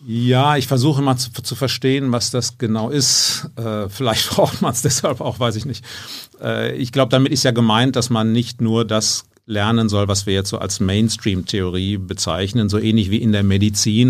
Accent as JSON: {"language": "German", "town": "Geseke", "region": "North Rhine-Westphalia", "country": "Germany", "tie": "born or raised there", "moved": "yes", "lives_now": "Munich, Germany", "said": "aufgewachsen bin ich hier so in Ostwestfalen, mhm. in der Gegend. Äh, also meine Heimatstadt heißt Geseke"}